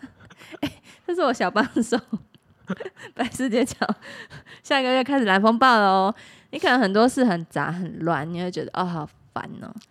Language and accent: Chinese; Taiwan; 我们台湾